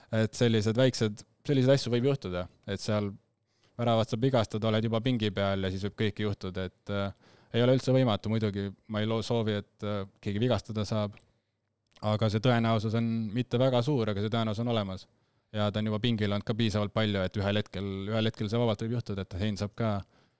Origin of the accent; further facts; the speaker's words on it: Rapla, Rapla County, Estonia; ma kasvasin Raplas üles